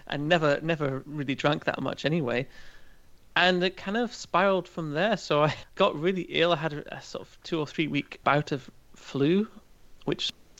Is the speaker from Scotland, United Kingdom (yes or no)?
yes; Aberdeenshire, Scotland, United Kingdom; moved away as an adult; also born or lived in Chester, England / Liverpool; now in Germany; grew up in a very rural part of an area of Scotland called Aberdeenshire.